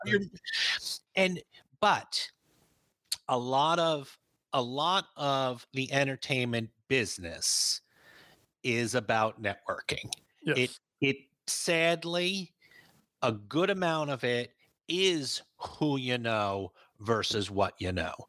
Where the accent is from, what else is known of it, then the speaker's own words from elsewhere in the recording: New York, United States; I'm from New York